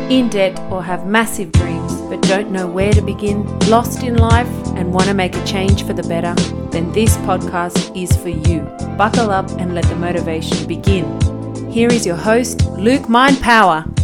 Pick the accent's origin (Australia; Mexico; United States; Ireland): Australia; I was lucky enough to be born in Australia